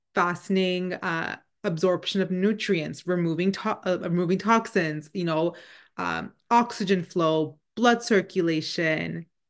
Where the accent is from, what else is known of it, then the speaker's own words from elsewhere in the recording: Canada; first language Punjabi; English is a second language; we're both born and raised in Canada